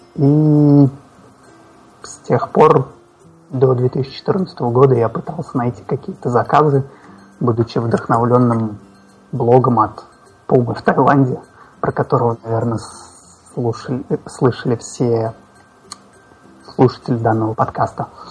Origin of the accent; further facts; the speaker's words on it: Kazan, Tatarstan, Russia; я из Казани, это где-то в центре России